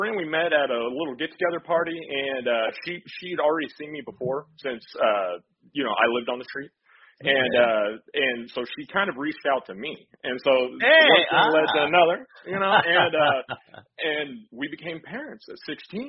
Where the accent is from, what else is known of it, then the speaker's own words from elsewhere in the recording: San Antonio, Texas, United States; So I'm born and raised in San Antonio, Texas.